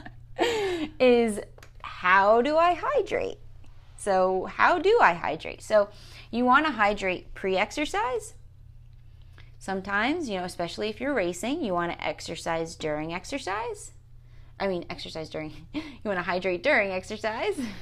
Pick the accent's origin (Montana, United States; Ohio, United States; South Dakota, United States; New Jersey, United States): New Jersey, United States; I say water funny 'cause I'm from New Jersey.